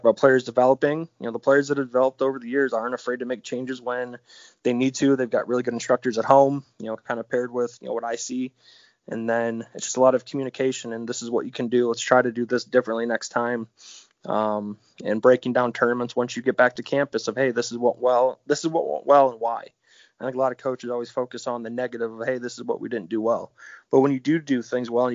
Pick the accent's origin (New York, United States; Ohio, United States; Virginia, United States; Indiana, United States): Ohio, United States; Brunswick; I was born and raised in Brunswick, which is 20 minutes south of Cleveland.